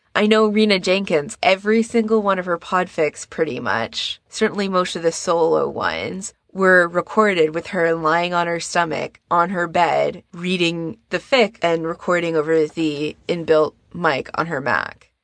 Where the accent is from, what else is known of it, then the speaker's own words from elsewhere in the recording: Canada; me being a Canadian